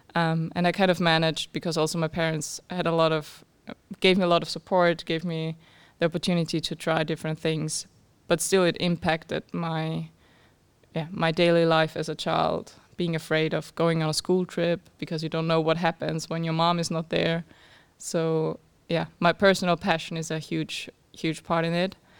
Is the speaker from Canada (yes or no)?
no; Austria; moved away as an adult; now in Cambridge, United Kingdom; I'm from Austria